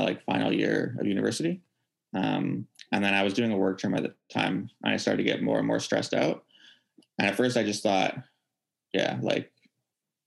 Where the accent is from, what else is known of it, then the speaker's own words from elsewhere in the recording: Vancouver, British Columbia, Canada; born and raised in Vancouver